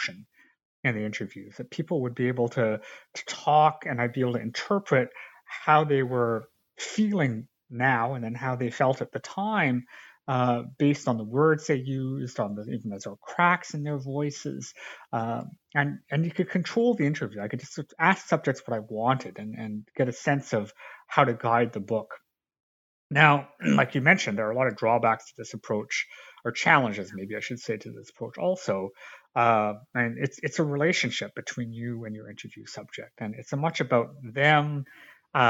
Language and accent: English; Canada; I grew up in Canada